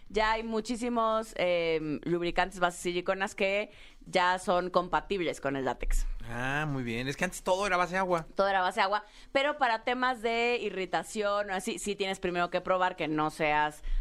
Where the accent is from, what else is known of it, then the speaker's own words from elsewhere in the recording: Tabasco, Mexico; sí, soy tabasqueña.